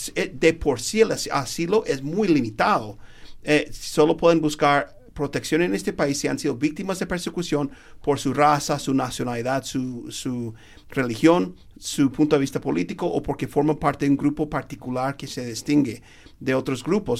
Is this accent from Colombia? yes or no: no; United States; Spanish is a second language; somos dos gringos americanos que hablamos español